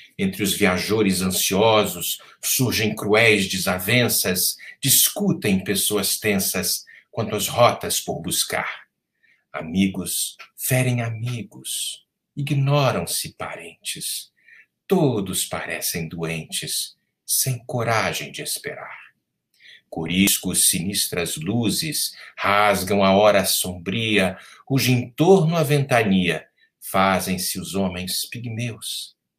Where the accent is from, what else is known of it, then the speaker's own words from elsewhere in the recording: Rio de Janeiro, Brazil; no estado do Rio de Janeiro, meu estado natal, que amo profundamente